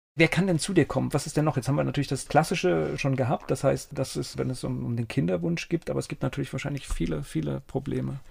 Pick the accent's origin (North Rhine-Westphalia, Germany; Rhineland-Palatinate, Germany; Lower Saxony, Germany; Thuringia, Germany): Rhineland-Palatinate, Germany; Mainz; ich bin in Finden groß geworden